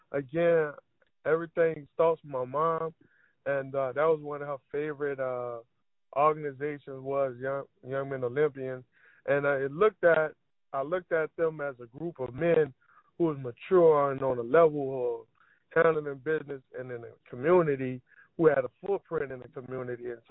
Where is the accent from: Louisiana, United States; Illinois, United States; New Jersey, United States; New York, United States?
Louisiana, United States; New Orleans; I was born and raised in Uptown New Orleans, Central City, particularly the CJP Housing Development, known as the Magnolia Project.